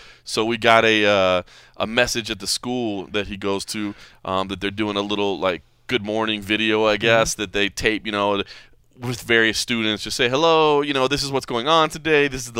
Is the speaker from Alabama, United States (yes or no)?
no; Dallas, Texas, United States; now in Las Vegas, United States; Dallas, Texas is my hometown.